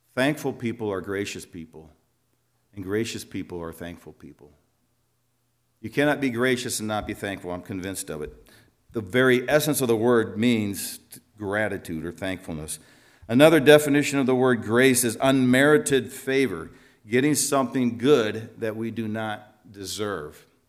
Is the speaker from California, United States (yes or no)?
no; Eldridge, Iowa, United States; moved away as an adult; also born or lived in Slovenia; now in La Crosse, United States; I grew up in Eldridge